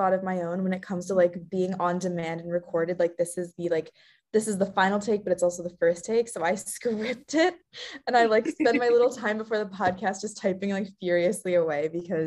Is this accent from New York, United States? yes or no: yes; New York, United States; moved away as an adult; also born or lived in Rochester; now in Washington, D.C., United States; I'm from New York